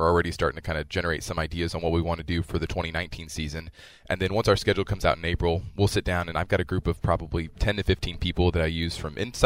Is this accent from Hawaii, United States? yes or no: no; Kansas City, Missouri, United States; I was born and raised in Kansas City, Missouri